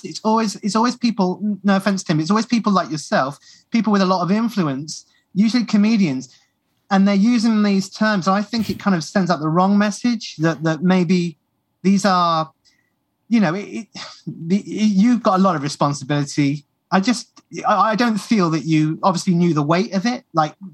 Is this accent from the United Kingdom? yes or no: yes; United Kingdom